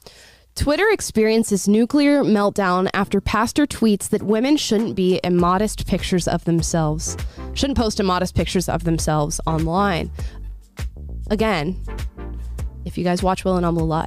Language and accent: English; Florida, United States; born and raised in Florida in a very conservative rural area